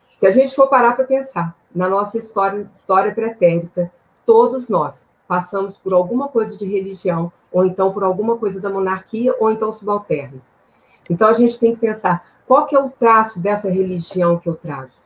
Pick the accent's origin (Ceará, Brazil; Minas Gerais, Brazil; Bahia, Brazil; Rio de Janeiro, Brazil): Minas Gerais, Brazil; Eu sou de Minas Gerais